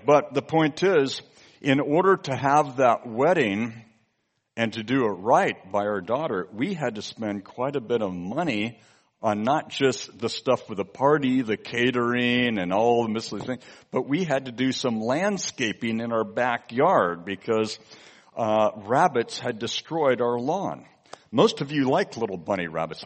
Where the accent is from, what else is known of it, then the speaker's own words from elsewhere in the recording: California, United States; my home state in California